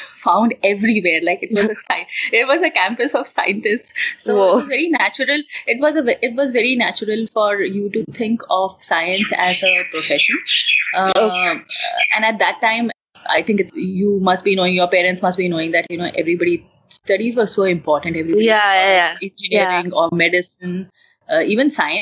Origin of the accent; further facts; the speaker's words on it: Mumbai, Maharashtra, India; moved away as an adult; I was born and brought up in Mumbai, but I have my roots in Himachal.